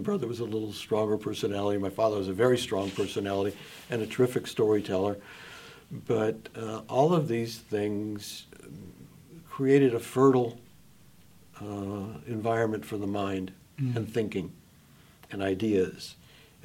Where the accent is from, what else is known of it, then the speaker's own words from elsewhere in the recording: Los Angeles, California, United States; moved away; we grew up in Los Angeles